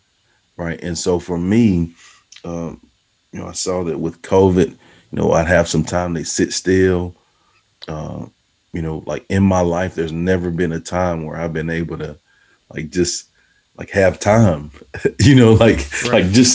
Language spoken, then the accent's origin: English; Texas, United States; a guy from a small town in Texas, you know, my hometown